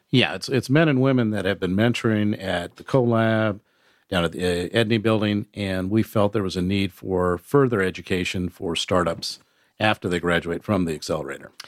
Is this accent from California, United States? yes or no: yes; San Diego, California, United States; moved away as an adult; also born or lived in Nashville; now in Chattanooga, United States; I grew up in San Diego